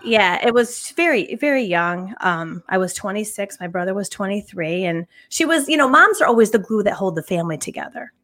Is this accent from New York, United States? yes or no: yes; Northville, New York, United States; I was born and raised in Northville, New York, on the Sacondaga Lake